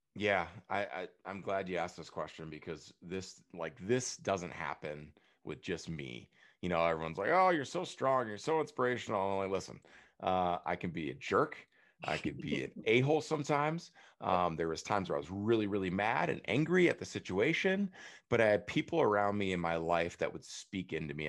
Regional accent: Prairie du Chien, Wisconsin, United States; I went back to my hometown. I'm back hanging out with my best friends that grew up on the same street, Ohio Street, Prairie Sheen, Wisconsin

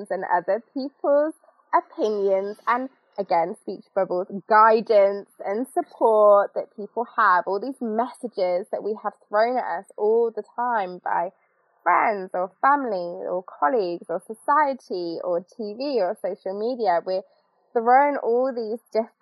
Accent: United Kingdom; us as the British

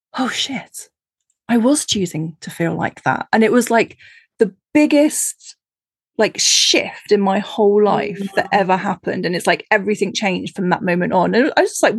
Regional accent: United Kingdom; I being British

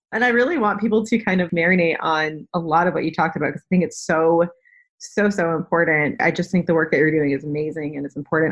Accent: New England, United States; I am from New England

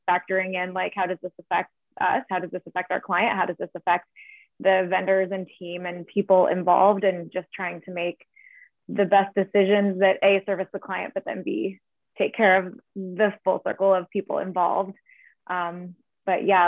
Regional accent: San Diego, California, United States; my San Diego roots

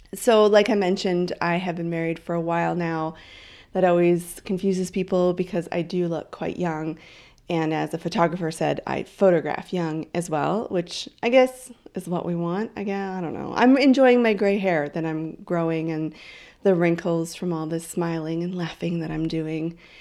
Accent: Canada; also born or lived in Vancouver Island; I am Canadian.

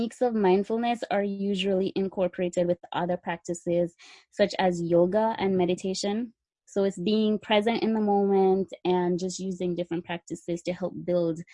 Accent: Jamaica; now in United States; I'm from Jamaica. That's where I originated from. I came to the United States and studied nursing

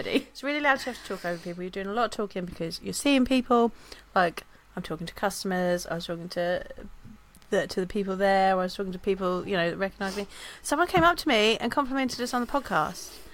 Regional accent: England, United Kingdom; I'm English.

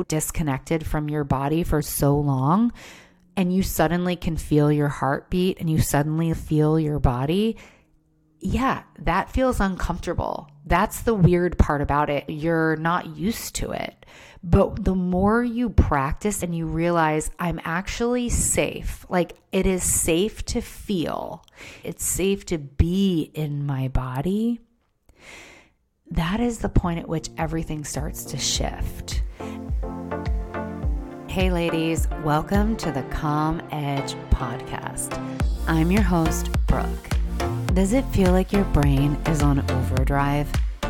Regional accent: Maryland, United States; You know, I was from Maryland. It wasn't legal in Maryland.

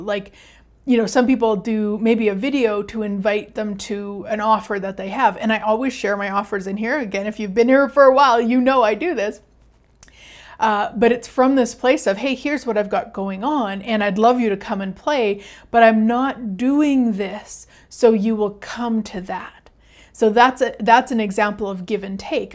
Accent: Canada; I'm Canadian

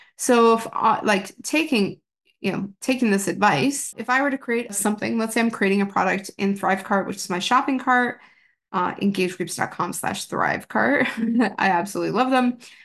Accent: Canada; being in Canada and being Canadian

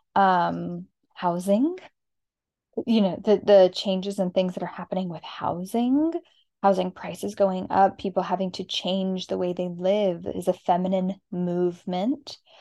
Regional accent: Arizona, United States; moved away; We are from Arizona

